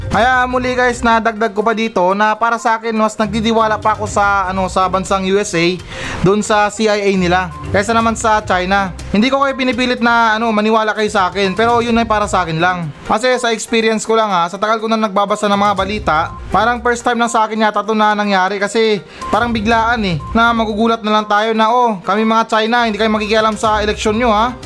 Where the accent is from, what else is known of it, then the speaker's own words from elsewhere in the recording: Philippines; tayo mga Pilipino